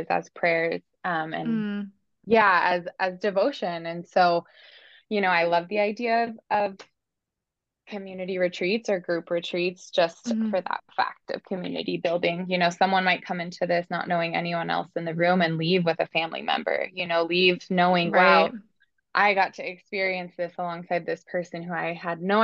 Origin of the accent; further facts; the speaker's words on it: Bend, Oregon, United States; Oregon's my home state. Actually, I'm from Bend too